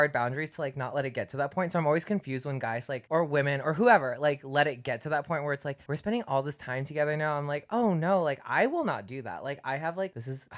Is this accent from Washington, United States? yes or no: yes; Seattle, Washington, United States; also born or lived in Philippines; I grew up in Seattle, Tacoma area